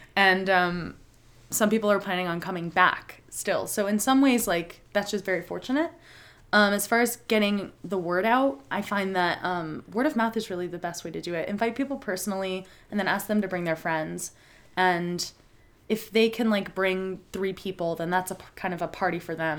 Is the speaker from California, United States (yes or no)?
yes; San Diego, California, United States; moved away; I'm from San Diego